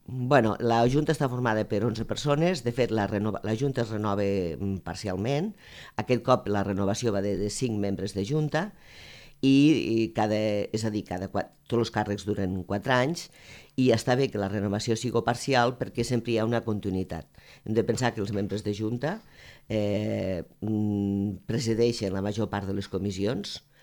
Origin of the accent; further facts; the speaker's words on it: Balaguer, Catalonia, Spain; Jo sóc de Balaguer